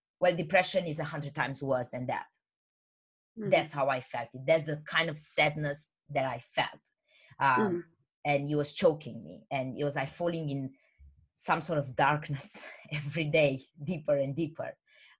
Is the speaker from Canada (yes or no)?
no; Romania; English is a second language; moved away as an adult; also born or lived in England; now in United Kingdom; I'm originally from Romania, but I moved to the UK, England, about 10 years ago. I'm 28 now.